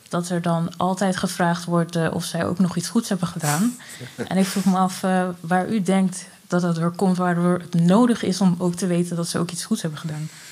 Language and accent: Dutch; Amsterdam, North Holland, Netherlands; moved away as an adult; also born or lived in Zaandam; now in Rotterdam, Netherlands; opgegroeid in Amsterdam en ik ben naar een kathedraal gymnasium gegaan in Amsterdam